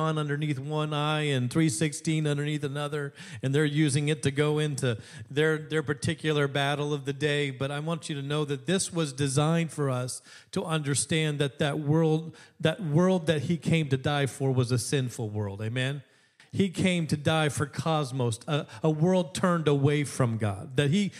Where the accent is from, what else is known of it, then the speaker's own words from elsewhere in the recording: Alaska, United States; When I was growing up in Alaska